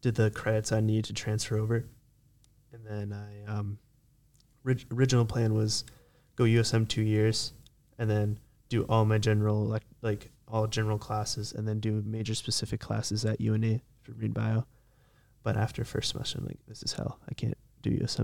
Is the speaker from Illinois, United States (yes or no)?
no; Maine, United States; growing up in Maine